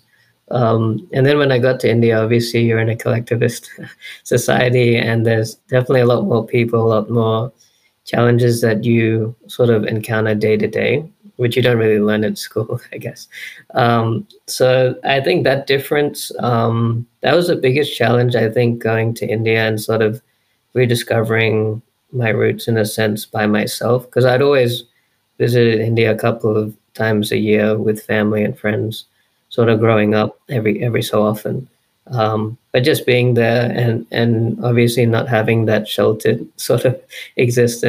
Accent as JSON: {"language": "English", "town": "Brisbane", "region": "Queensland", "country": "Australia", "tie": "born or raised there", "said": "I was born and raised in Brisbane, here in Queensland, Australia"}